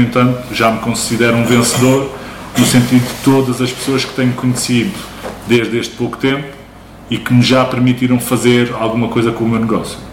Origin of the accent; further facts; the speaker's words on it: Barreiro, Setúbal, Portugal; moved away as an adult; also born or lived in Lisbon / United Kingdom; Originalmente do Barreiro, mas nasci em Lisboa, vim para o Barreiro porque os meus pais já cá moravam. Vivi durante grande parte da minha vida no Barreiro